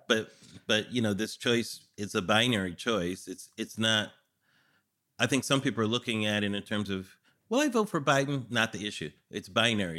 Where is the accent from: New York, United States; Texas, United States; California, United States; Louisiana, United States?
California, United States; I'm from California